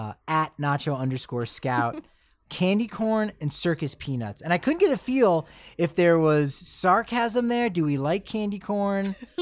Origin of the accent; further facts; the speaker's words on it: Ireland; I enjoy that. I'm as an Irish guy. I'll enjoy if it's house made like chips.